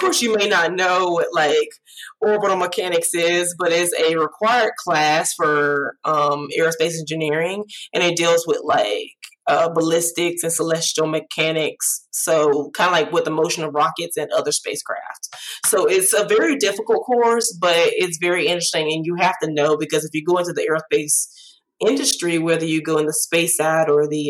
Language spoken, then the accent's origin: English; Alexander City, Alabama, United States; I graduated high school in 2012 from Alexander City because that's my hometown